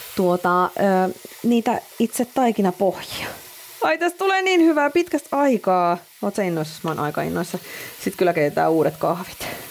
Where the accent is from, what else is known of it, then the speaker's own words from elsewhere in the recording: Finland; me ollaan Suomesta